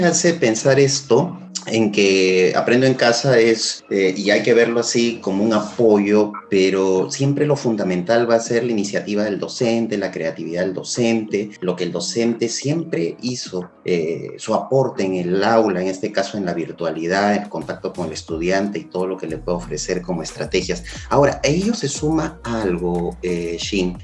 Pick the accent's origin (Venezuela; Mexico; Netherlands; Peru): Peru; como buenos peruanos y buenos educadores